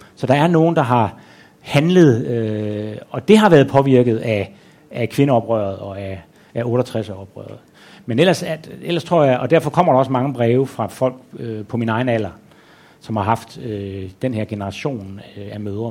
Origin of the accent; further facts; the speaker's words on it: Aarhus, Central Denmark Region, Denmark; moved away as an adult; now in Copenhagen, Denmark; jeg betragter stadigvæk Aarhus som hjem. Mm-hmm. Altså, mhm. jeg er ikke blevet øh, københavner